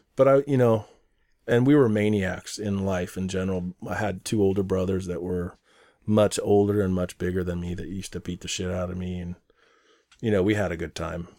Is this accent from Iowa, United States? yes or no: no; Mountlake Terrace, Washington, United States; born or raised there; also born or lived in Portland, Oregon / Beaverton, Oregon